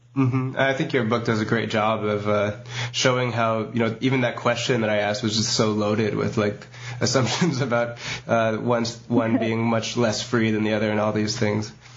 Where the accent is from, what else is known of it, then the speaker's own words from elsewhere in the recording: United States; as an American